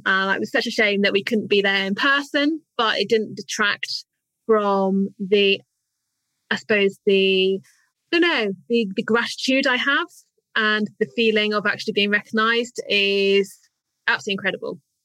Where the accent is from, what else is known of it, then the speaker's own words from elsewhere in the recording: United Kingdom; as British, we're great